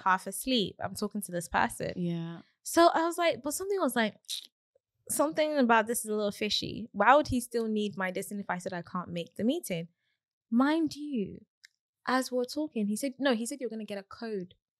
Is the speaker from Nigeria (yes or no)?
yes; Nigeria; I'm Nigerian